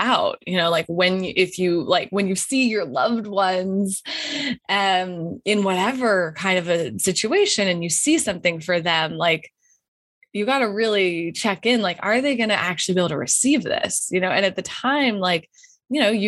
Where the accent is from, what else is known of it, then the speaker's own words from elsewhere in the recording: Wyoming, United States; moved away as an adult; I grew up in Wyoming